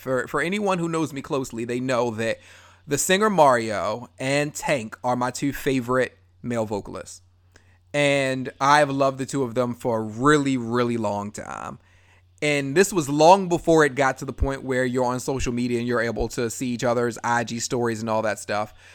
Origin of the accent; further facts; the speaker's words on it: Baltimore, Maryland, United States; I love Baltimore all day long